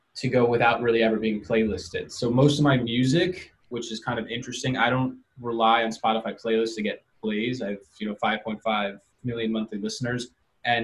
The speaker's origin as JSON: {"language": "English", "town": "New York City", "region": "New York", "country": "United States", "also_born_or_lived": "Los Angeles", "said": "I'm just a New Yorker who was making beats for a while for kids around my neighborhood"}